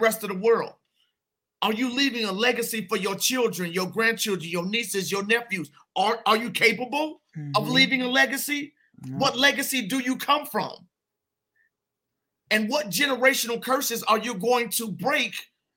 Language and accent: English; Chicago, Illinois, United States; moved away as an adult; now in Denver, United States; a Black man over 18, growing up in Chicago